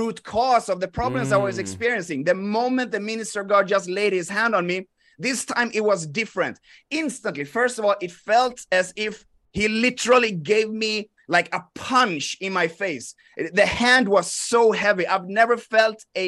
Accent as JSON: {"language": "English", "country": "Sweden", "tie": "born or raised there", "said": "I grew up in Sweden"}